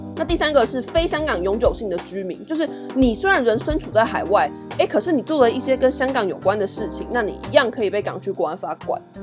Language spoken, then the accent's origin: Chinese; Taiwan; 我是台湾人